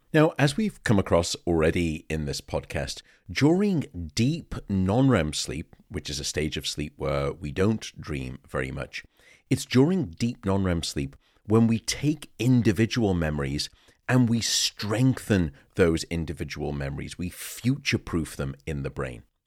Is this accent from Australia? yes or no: no; Liverpool, North West England, United Kingdom; born and raised in Liverpool